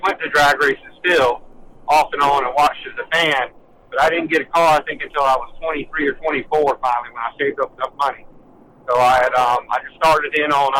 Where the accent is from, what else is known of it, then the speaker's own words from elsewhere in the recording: Orlando, Florida, United States; I was born in Orlando, Florida, and I pretty much, like, I would say I was born at Speed World, Orlando Speed World